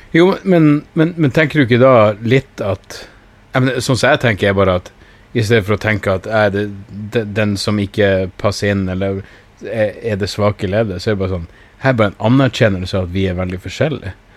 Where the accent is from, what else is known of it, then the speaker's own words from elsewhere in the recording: Narvik, Nordland, Norway; Jeg er jo fra Narvik